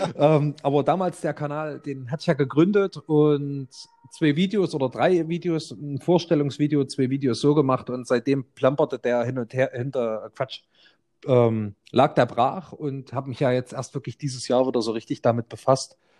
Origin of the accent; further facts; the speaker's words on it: Germany; als Deutscher